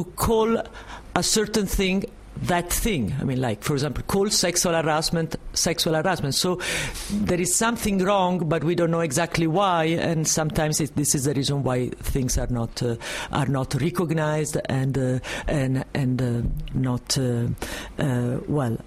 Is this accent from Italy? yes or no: yes; Italy; accent: Italo-French; English is a second language; now in France; this strong Italo-French accent